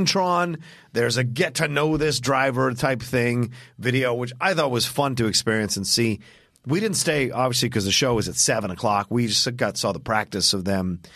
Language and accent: English; Southern Virginia, United States; grew up in Southern Virginia